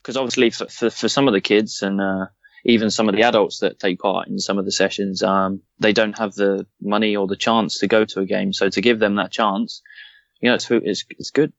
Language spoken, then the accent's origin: English; Southampton, South East England, United Kingdom; I was born in Southampton, from Southampton